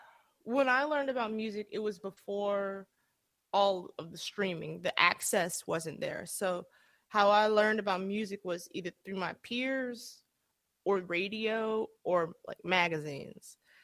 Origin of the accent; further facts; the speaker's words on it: Atlanta, Georgia, United States; And so, because I'm from Atlanta, ordinarily, that's where I spent most of my, you know, my younger years.